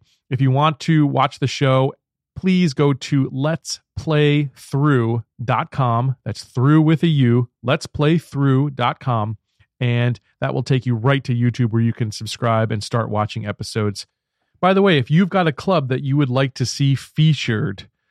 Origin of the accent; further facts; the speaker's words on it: United States; as an American